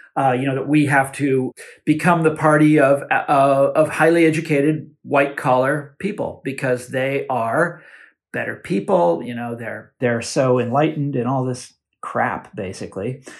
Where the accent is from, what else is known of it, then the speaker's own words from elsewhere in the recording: Kansas, United States; my home state of Kansas